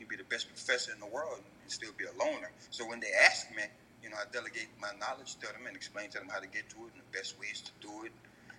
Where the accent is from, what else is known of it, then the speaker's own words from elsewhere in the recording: the South, United States; I'm from Southern Distinct, so it's like being Southern, you have a high level of humility.